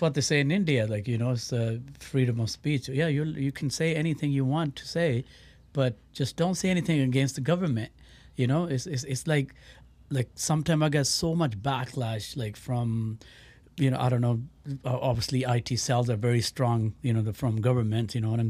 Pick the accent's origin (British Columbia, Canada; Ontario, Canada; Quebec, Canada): British Columbia, Canada; Surrey; moved away as an adult; also born or lived in Birmingham, United Kingdom; I grew up in Surrey, uh, you know, um, Vancouver area